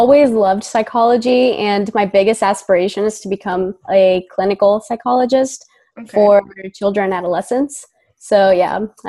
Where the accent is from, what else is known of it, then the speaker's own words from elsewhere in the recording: Boston, Massachusetts, United States; born there; also born or lived in Sicily, Italy; I was born in Boston, Massachusetts, but I've lived 20 years in Italy.